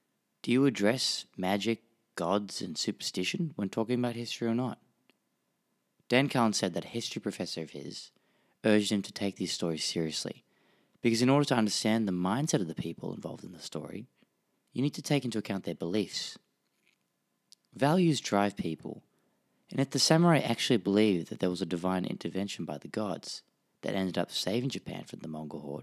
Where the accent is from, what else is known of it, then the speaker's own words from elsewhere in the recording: Australia; accent: Australian; also born or lived in Tokyo; and lived in Tokyo for 18 years, so this story has a special place in my heart. I'm Australian, if you can't tell from my strange nasally accent